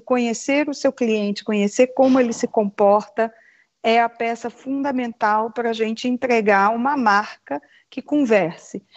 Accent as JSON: {"language": "Portuguese", "region": "Rio de Janeiro", "country": "Brazil", "moved": "yes", "said": "Eu sou carioca, exilada pelo mundo já"}